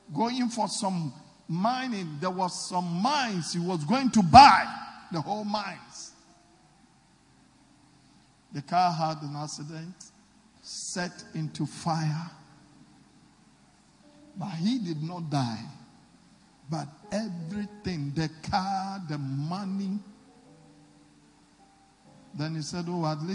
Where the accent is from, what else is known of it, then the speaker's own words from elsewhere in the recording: Takoradi, Western Region, Ghana; when I was growing up in Takoradi